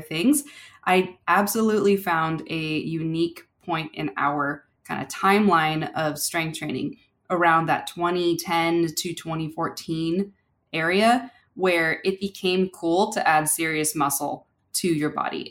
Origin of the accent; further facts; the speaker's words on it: California, United States; growing up in California